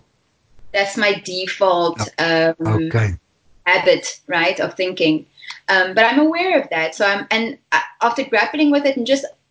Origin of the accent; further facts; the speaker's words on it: Stellenbosch, Western Cape, South Africa; I'm from Stellenbosch, and I'm born and bred